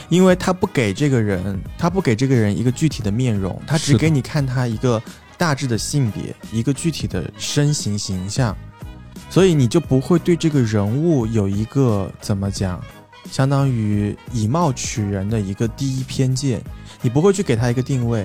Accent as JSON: {"language": "Chinese", "town": "Changsha", "region": "Hunan", "country": "China", "said": "我也是长沙人嘛"}